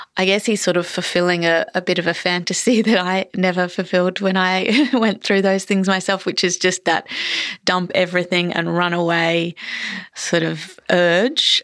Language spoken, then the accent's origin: English; Queensland, Australia; moved away as an adult; also born or lived in Melbourne, Victoria; I was born in Melbourne, and then I lived in a Queensland country town for, um, all my sort of teenage years. And then I moved back to Melbourne